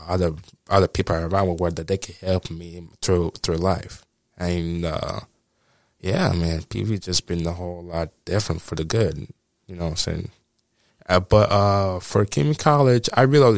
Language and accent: English; United States; born or raised there; moved away; also born or lived in Nigeria